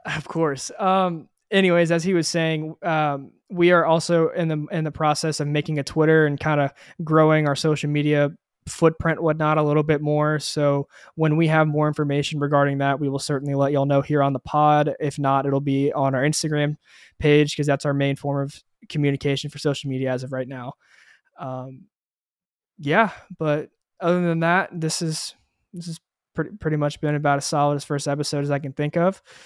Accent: Houston, Texas, United States; I am also from Houston, Texas

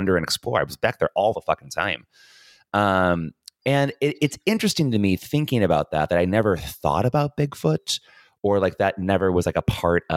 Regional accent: Hobart, Indiana, United States; The house where I grew up in Hobart, Indiana

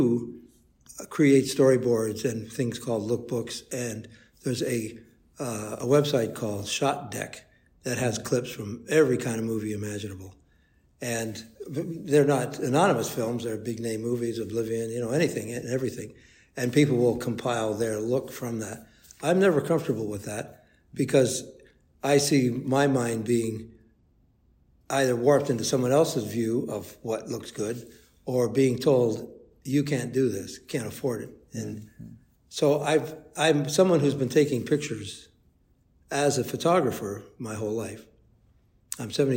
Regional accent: Toronto, Ontario, Canada; I grew up in Toronto

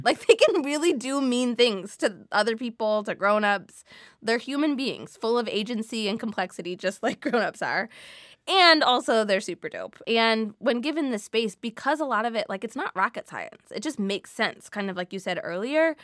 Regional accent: Midwest, United States; I grew up in the Midwest where salad can include cream cheese and sugar and canned fruit

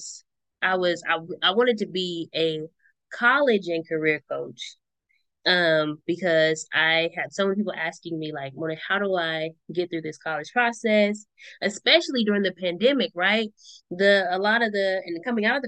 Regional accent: Richmond, California, United States; growing up in Richmond and then going to school in El Cerrito

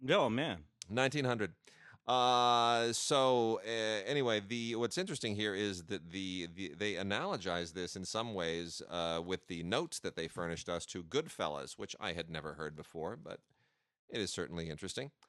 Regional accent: St. Louis, Missouri, United States; I'm from St. Louis

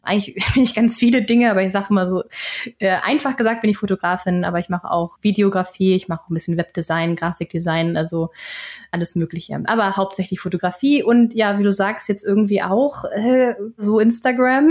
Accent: Flensburg, Schleswig-Holstein, Germany; accent: North German; moved away as an adult; now in Sweden; dass man mir doch äh, den norddeutschen Akzent anhört

